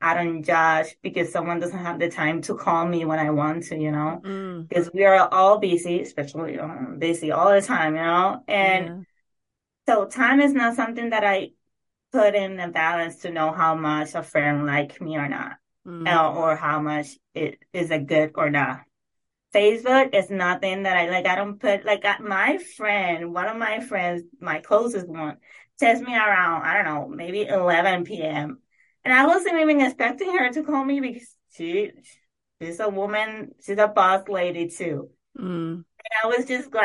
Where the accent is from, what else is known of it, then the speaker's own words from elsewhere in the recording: Puerto Rico; moved away; I grew up in Puerto Rico in a very, very small city.